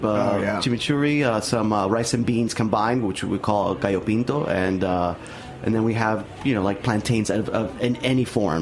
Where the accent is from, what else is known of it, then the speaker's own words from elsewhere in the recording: Miami, Florida, United States; also born or lived in Nicaragua; I was born in Nicaragua, but I moved to Miami when I was 3, so I grew up